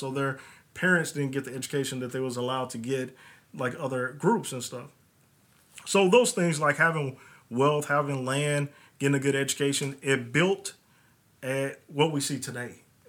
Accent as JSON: {"language": "English", "town": "Bowling Green", "region": "Kentucky", "country": "United States", "tie": "born or raised there", "said": "I'm born and raised in Bowling Green, but in the United States, one of the things that I've always heard was either slavery and Dr. King."}